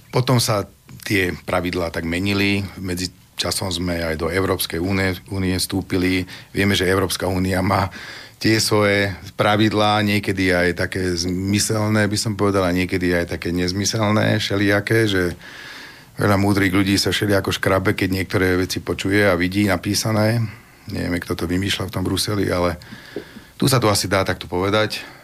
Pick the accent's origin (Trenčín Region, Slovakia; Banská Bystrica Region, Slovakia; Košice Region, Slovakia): Banská Bystrica Region, Slovakia; Vinica; my sme vlastne rodáci z tej Vinice